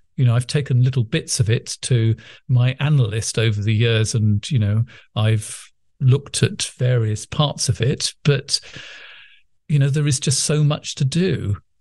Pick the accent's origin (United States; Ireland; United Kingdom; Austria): United Kingdom; England; accent: English middle class; as you can imagine from listening to my accent, I'm not only very English, but English middle class